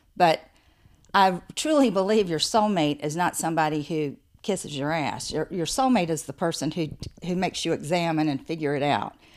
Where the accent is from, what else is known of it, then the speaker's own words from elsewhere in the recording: the South, United States; also born or lived in St. Simons Island, Georgia; I grew up in the South.